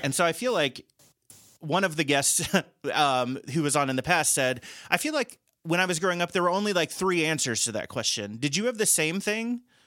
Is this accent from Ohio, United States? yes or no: yes; Cincinnati, Ohio, United States; moved away; I'm from Cincinnati originally